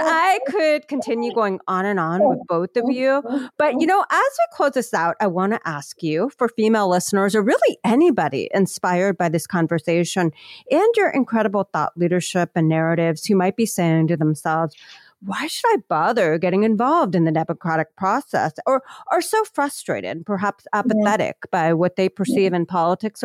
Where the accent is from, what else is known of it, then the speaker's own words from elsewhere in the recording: Ohio, United States; my home state of Ohio